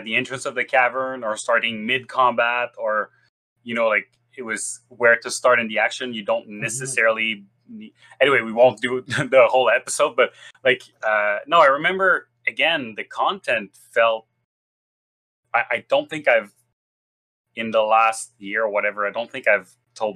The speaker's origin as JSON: {"language": "English", "region": "Quebec", "country": "Canada", "first_language": "French", "second_language": "English", "said": "I'm from Quebec. I'm Francophone."}